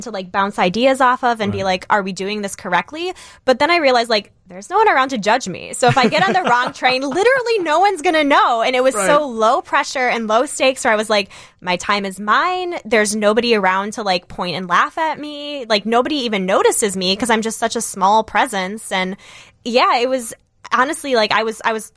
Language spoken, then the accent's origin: English; United States